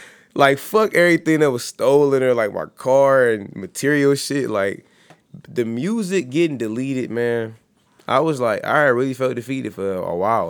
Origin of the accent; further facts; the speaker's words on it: East Cleveland, Ohio, United States; I'm from East Cleveland.